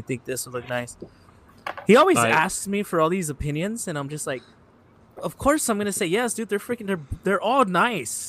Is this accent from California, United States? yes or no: yes; Los Angeles, California, United States; growing up in East